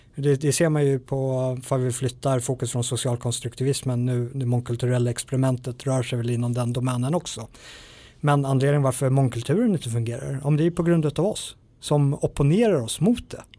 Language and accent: Swedish; Sweden